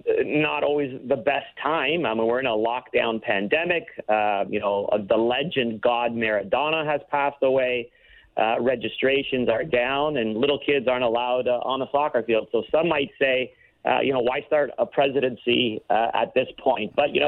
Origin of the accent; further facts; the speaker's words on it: Toronto, Ontario, Canada; I grew up in Scarborough, went to Western